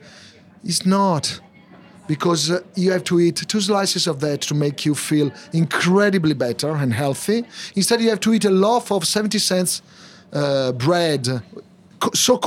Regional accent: Milan, Lombardy, Italy; moved away as an adult; also born or lived in Tokyo, Japan; now in London, United Kingdom; I'm from Milano, which means I make things happen

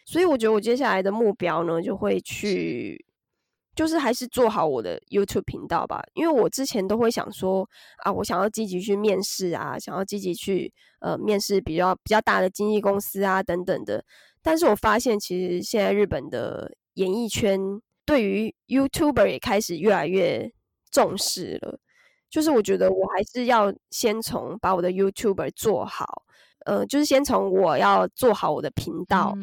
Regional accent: Taiwan; moved away as an adult; now in Japan; 小时候在台湾看的日剧

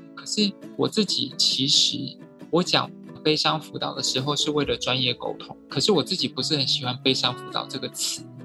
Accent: Taiwan; 我们台湾人

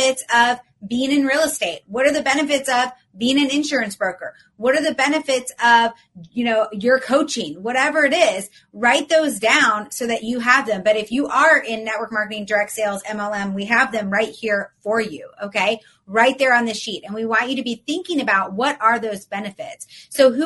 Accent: Atlanta, Georgia, United States; now in Florida, United States; I'm from Atlanta, but I live in Florida.

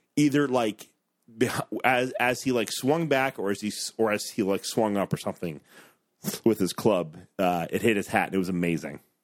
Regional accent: Ohio, United States; I'm from Ohio

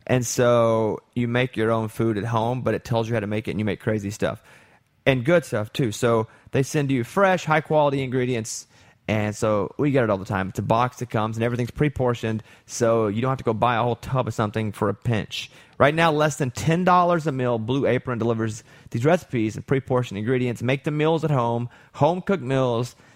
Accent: Arkansas, United States; I'm, I have such an accent because I'm from Arkansas.

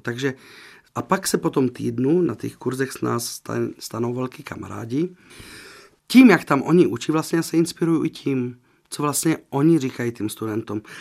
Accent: Slovakia; moved away; já jsem ze Slovenska

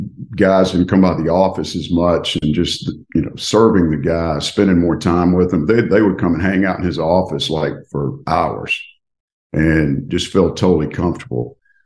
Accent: Tupelo, Mississippi, United States; My father had owned a Lincoln Mercury dealership in Tupelo, Mississippi, my hometown.

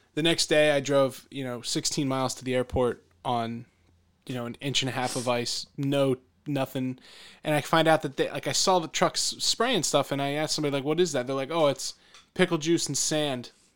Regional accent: Philadelphia, Pennsylvania, United States; I'm from, I'm from the Philadelphia area.

